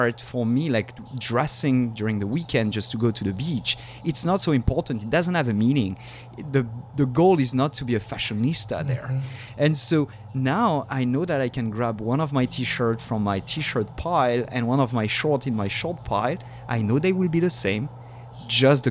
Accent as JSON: {"language": "English", "town": "Paris", "region": "Île-de-France", "country": "France", "tie": "born or raised there", "moved": "yes", "lives_now": "San Diego, United States", "said": "I was born in Paris."}